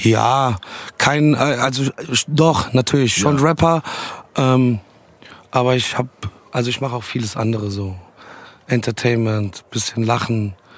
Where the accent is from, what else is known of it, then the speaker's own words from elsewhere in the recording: Dietzenbach, Hesse, Germany; mit 13, 13 oder 14 gab es bei uns in Dietzenbach in der Schule